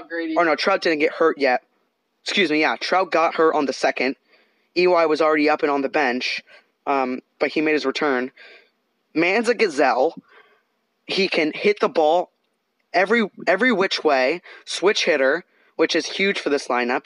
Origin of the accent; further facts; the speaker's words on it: Canada; now in Southern California, United States; I'm I'm Canadian and we live in Southern California.